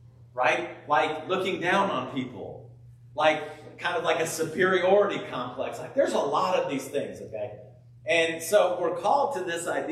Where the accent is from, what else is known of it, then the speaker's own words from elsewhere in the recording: California, United States; I grew up in California